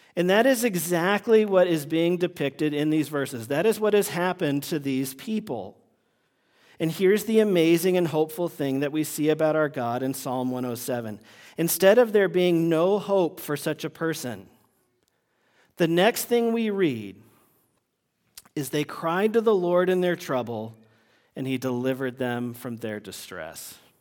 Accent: Vermont, United States; moved away; when I was growing up in Vermont

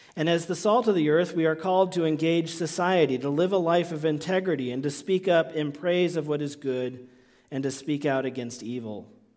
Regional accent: United States

